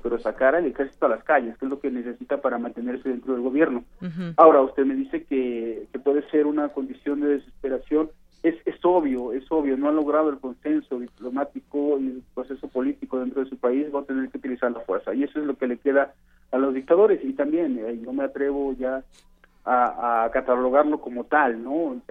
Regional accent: Mexico; me refiero a, a los mexicanos

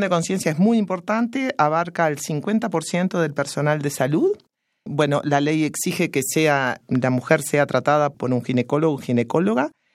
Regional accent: Uruguay; soy uruguaya

